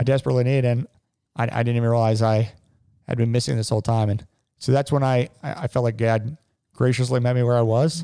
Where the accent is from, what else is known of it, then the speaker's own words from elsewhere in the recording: Cincinnati, Ohio, United States; I grew up in Cincinnati. I've lived here my whole life.